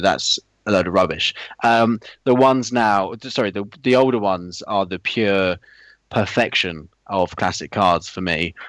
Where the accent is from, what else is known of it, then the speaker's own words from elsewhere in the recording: United Kingdom; being British